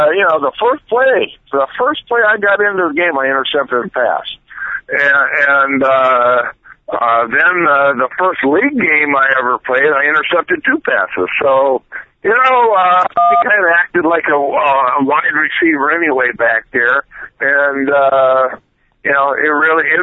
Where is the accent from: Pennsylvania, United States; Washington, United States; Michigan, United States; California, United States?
Michigan, United States; Flint; Well, actually, I was from Flint, Michigan, and it was 45 miles to East Lansing, and it was 45 miles to Ann Arbor.